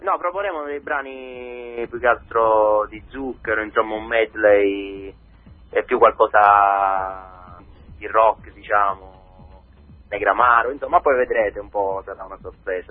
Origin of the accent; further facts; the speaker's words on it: Ragusa, Sicily, Italy; io e Giovanni Dallò siamo di Ragusa